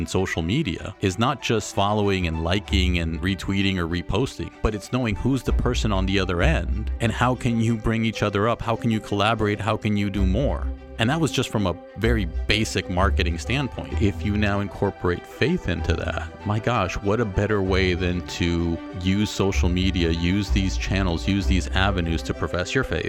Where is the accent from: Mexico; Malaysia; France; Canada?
Mexico; born there; So I was born in Mexico.